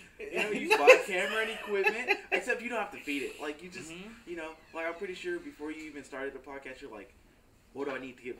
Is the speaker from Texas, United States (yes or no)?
yes; Dallas, Texas, United States; I was born and raised in Dallas in high school. I went to a school out in Seagoville, right?